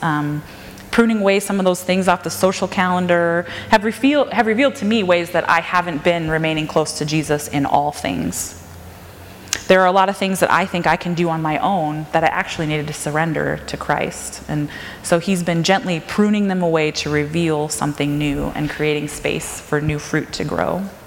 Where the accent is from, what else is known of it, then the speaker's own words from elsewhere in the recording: Minnesota, United States; also born or lived in Calgary, Alberta, Canada; now in Washington, United States; I grew up in Minnesota, and I've gradually made this trek like up and over to this area